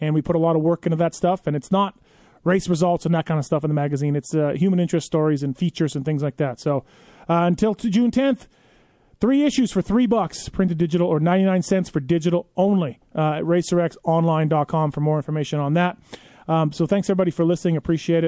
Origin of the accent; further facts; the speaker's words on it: Canada; my home country of Canada